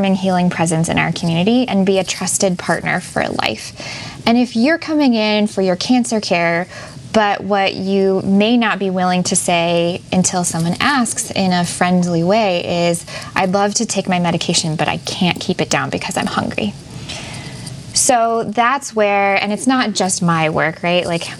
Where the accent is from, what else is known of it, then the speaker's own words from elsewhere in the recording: Lake Michigan, Great Lakes, United States; I grew up on Lake Michigan